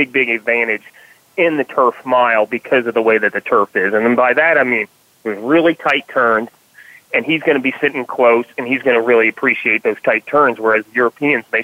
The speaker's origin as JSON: {"language": "English", "town": "Louisville", "region": "Kentucky", "country": "United States", "tie": "born or raised there", "said": "I'm from Kentucky. I was born and raised in Louisville"}